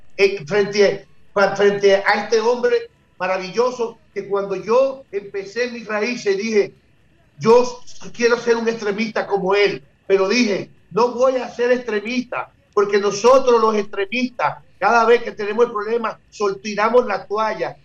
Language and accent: Spanish; Dominican Republic; nosotros los dominicanos